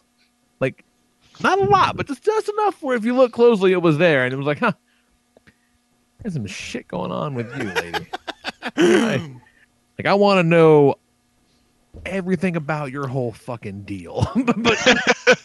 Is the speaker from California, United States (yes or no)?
no; Tennessee, United States; me and this guy, we're from Tennessee